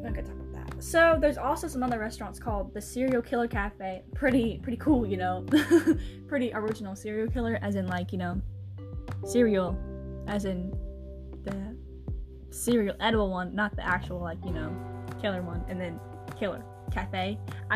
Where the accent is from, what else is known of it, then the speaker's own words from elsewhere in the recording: United States; we're from America